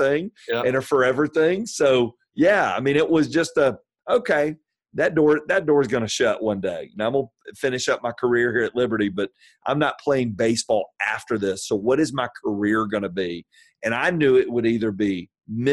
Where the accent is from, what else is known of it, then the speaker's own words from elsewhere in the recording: Atlanta, Georgia, United States; also born or lived in Virginia; I'm from Atlanta, from South Atlanta